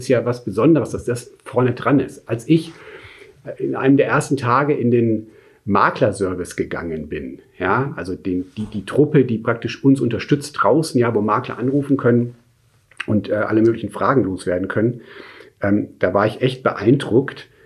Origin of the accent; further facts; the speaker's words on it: Munich, Bavaria, Germany; now in Stuttgart, Germany; Aber in meinem Herzen, in dem Sinn, ist wirklich München ist so meine Heimat, ja.